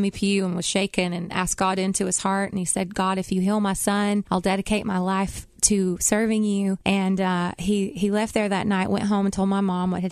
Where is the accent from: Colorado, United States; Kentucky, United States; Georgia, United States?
Georgia, United States; Cohutta; now in Nashville, United States; I grew up in Cahutta, Georgia, which is right outside of Dalton